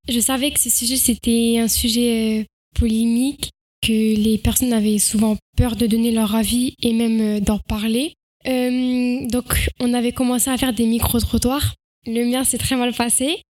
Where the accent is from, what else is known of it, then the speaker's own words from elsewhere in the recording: France; je suis française